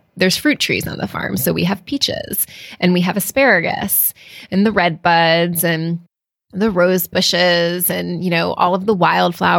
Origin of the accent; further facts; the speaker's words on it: Connecticut, United States; moved away as an adult; also born or lived in Cape Cod, Massachusetts / Vermont / New Hampshire; now in Texas, United States; So coming from New England, I grew up primarily in Connecticut